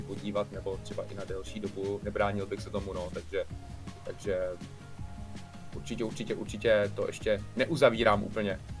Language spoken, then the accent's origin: Czech; Czechia; Jsme se vrátili sem do Čech